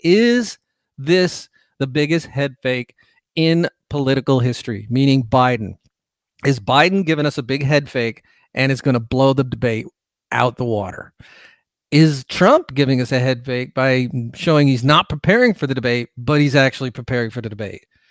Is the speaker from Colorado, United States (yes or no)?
no; California, United States; moved away as an adult; also born or lived in Bay Area, California; now in Georgia, United States; I'm from California originally, was born there, lived there for a large part of my life